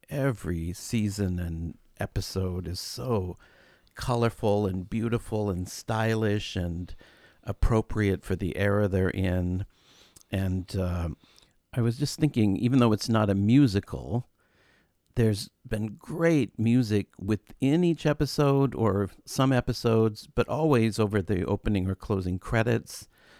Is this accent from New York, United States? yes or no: no; Chicago, Illinois, United States; it's good to remember as a Chicagoan just to go and do it in your own city.